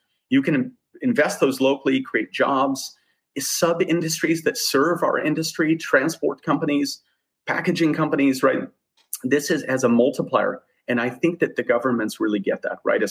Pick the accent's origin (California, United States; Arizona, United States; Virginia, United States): Arizona, United States; It's a tiny town in the middle of nowhere in Arizona